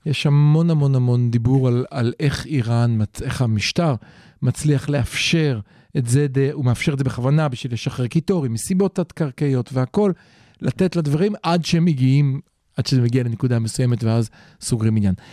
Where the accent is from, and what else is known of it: Israel